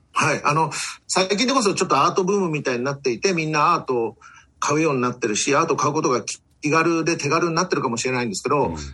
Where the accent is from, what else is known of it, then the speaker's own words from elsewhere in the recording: Tokyo, Japan; also born or lived in Chiba Prefecture; now in Chiba, Japan; 私は東京生まれ、東京育、育ちで、千葉県に住んでる